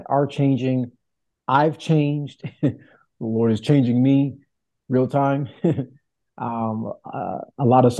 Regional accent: Chicago, Illinois, United States; moved away as an adult; also born or lived in Dallas-Fort Worth, Texas; now in Bronx, United States; Born and raised on the south side of Chicago

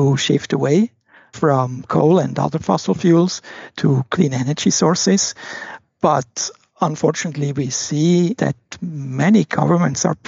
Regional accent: Switzerland; I was born in Switzerland, and growing up, I spent a lot of time in the forests, in the mountains, by the rivers and lakes

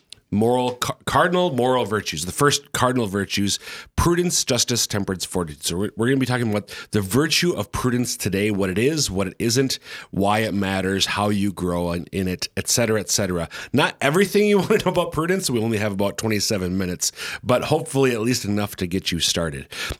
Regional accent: Minnesota, United States; They're all South Dakotans, born and raised here, unlike mom and dad. I came from Minnesota and Germaine came from Ohio.

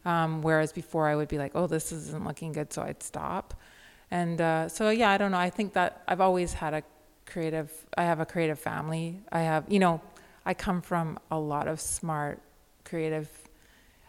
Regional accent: Victoria, British Columbia, Canada; I grew up in the West Coast of Canada with a liberal intellectual family in Victoria

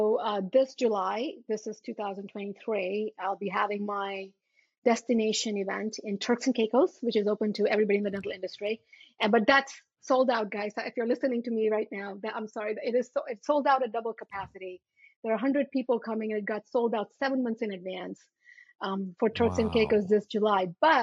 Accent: India; born there; Because you see, I was born in India and I had black spots on my teeth.

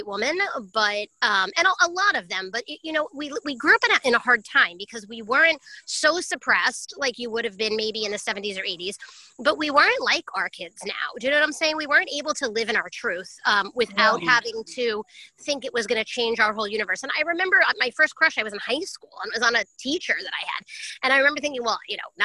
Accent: New York, United States; I'm a New Yorker

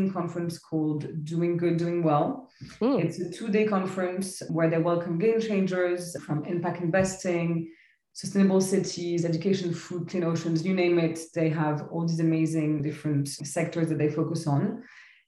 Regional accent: Paris, Île-de-France, France; moved away as an adult; also born or lived in Lebanon / London / Barcelona; now in Paris, France; So I'm originally Lebanese. I grew up in Paris.

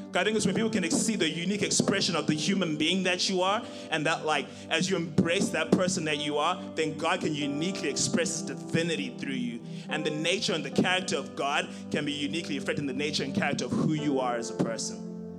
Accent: Zimbabwe; moved away as an adult; now in United States; I'm originally from Zimbabwe. And uh, so I came here in 2013 to start school

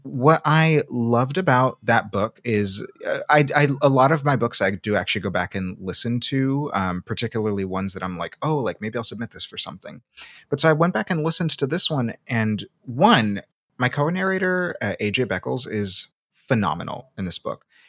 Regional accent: Seattle, Washington, United States; accent: Pacific Northwest; also born or lived in Salvador, Brazil / Massachusetts; I was born in Salvador, and I came to Seattle pretty young. I grew up there, so that's where a lot of, that's where a lot of my accent comes from, is the Pacific Northwest

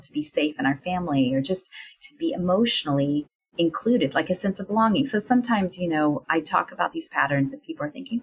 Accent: the South, United States; a woman growing up in the South

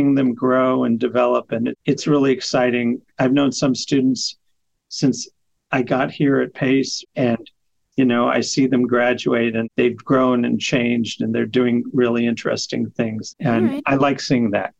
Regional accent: Kentucky, United States; moved away; I grew up in Kentucky

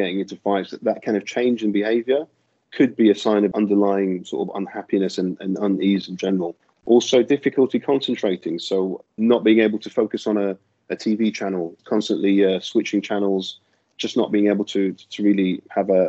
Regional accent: London, United Kingdom; moved away as an adult; I'm a GP from London, and that's where I'm from originally

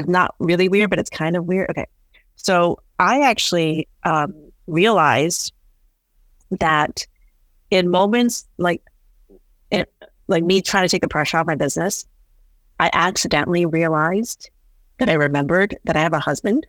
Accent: Northeast, United States; I think just growing up in the Northeast

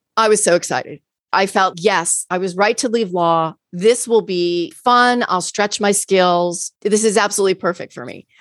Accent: Key West, Florida, United States; moved away as an adult; also born or lived in Chicago / Tampa, Florida; I grew up in Key West, Florida

